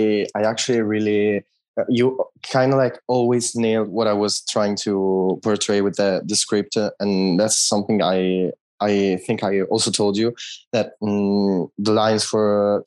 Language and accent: English; Italy; English is a second language; I'm from Italy